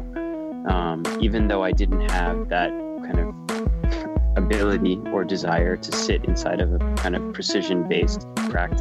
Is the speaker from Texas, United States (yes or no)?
no; Miami, Florida, United States; also born or lived in Cleveland, Ohio; now in New York City, United States; I was born in Cleveland, but don't really remember that period. As I moved to Miami, I think when I was 3 or 4, and primarily grew up in Miami